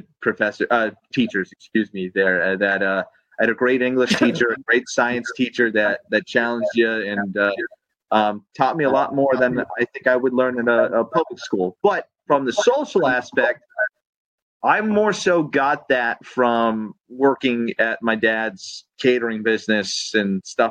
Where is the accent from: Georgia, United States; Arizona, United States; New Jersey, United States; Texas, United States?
Georgia, United States; LaGrange; moved away as an adult; now in Pennsylvania, United States; I grew up 18 years in Georgia